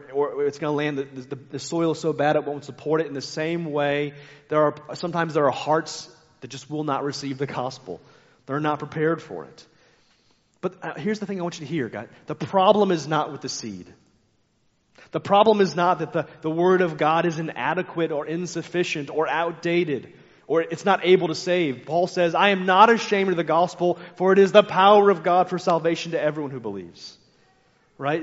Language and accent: English; United States; I like being American, but I'm frustrated often being an American